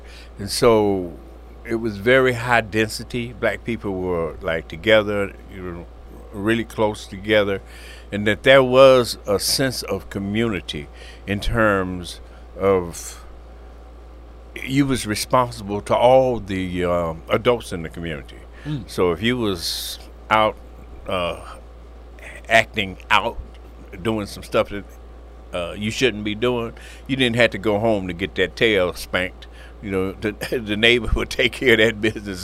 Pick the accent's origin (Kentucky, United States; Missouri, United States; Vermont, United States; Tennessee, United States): Tennessee, United States; Nashville; accent: country; moved away as an adult; also born or lived in California; I'm originally from Nashville, Tennessee